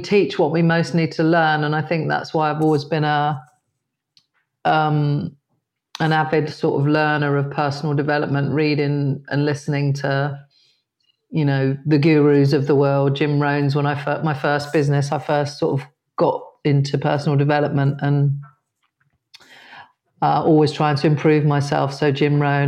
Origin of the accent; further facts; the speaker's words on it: Dorset, South West England, United Kingdom; I grew up in a very white area. I grew up in Dorset